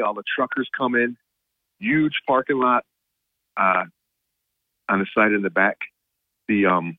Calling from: Binghamton, New York, United States; Good morning, Bob. DJ in Binghamton.

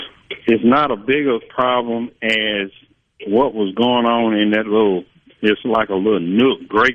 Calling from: Clarksdale, Mississippi, United States; Near Clarksdale.

